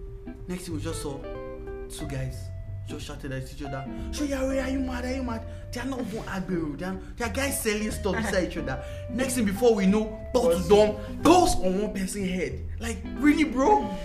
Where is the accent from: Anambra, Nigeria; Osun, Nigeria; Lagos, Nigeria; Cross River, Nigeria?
Lagos, Nigeria; I grew up in Lagos